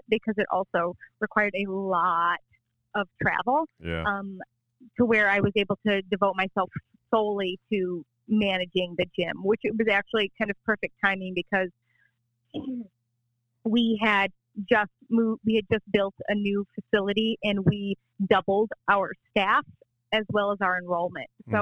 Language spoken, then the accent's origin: English; Ann Arbor, Michigan, United States; moved away as an adult; now in Charleston, United States; From Ann Arbor, Michigan.